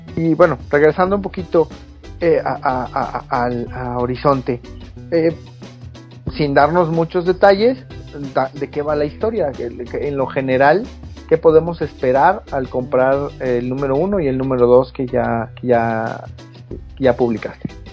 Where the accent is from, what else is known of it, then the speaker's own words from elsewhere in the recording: Mexico; nosotros como mexicanos